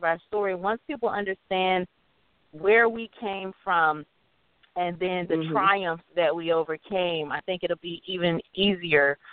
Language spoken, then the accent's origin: English; United States; I'm from the States